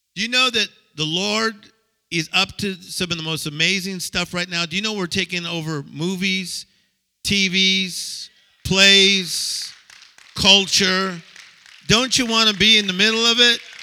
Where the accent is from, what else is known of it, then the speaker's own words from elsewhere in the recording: United States; I'm from America